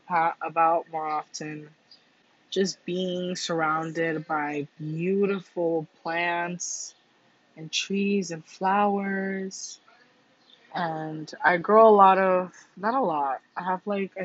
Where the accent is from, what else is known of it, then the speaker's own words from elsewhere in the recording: Cuba; moved away; I was born in Cuba, and growing up, my grandma's house was like less than 10 feet away from the ocean